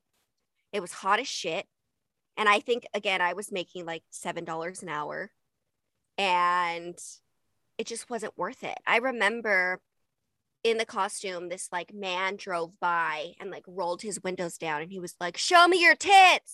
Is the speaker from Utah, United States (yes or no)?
yes; Utah, United States; moved away as an adult; also born or lived in Los Angeles, California; I grew up in Utah